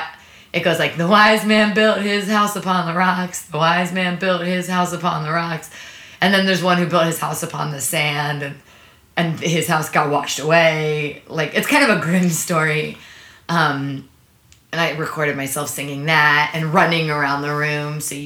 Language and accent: English; Maplewood, New Jersey, United States; also born or lived in New York City, New York; I was born in New York City. I lived there until I was 5. And then we moved to a suburb of New York. We moved to Maplewood, New Jersey